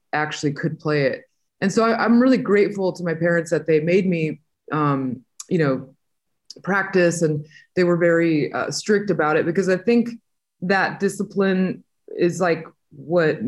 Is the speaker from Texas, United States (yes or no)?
no; Southern California, United States; also born or lived in Montemorelos, Nuevo León, Mexico / Inland Empire, California / Los Angeles; we moved to America in the late '80s when I was about 5 or 6 years old, and I lived in Southern California, for most of my life.